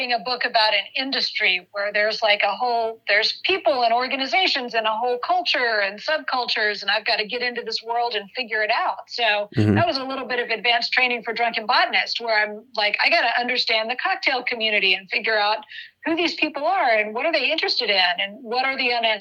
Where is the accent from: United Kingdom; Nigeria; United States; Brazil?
United States; Dallas, Texas; moved away as an adult; also born or lived in Santa Cruz, California; I grew up in Texas. I'm from Dallas-Fort Worth area.